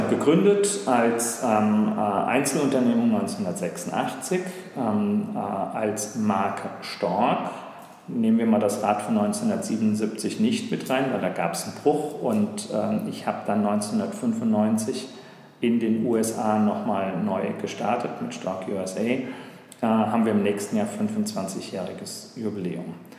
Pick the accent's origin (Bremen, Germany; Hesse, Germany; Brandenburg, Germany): Hesse, Germany; Frankfurt; also born or lived in Taunus; Ich bin gebürtiger Frankfurter, okay. bin dann quasi einmal quer durch den Taunus gezogen